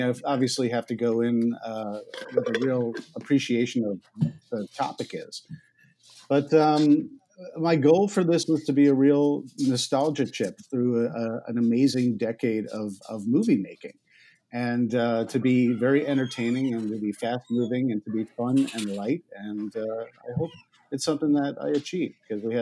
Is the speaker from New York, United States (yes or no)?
yes; New York, United States; moved away as an adult; also born or lived in Ithaca, New York; now in Los Angeles, United States; I grew up in New York